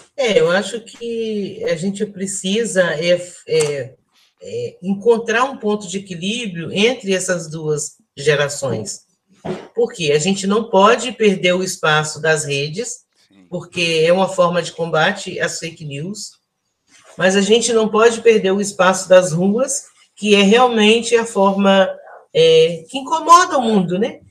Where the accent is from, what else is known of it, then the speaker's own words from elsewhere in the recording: Volta Redonda, Rio de Janeiro, Brazil; moved away as an adult; eu nasci é, e cresci em Volta Redonda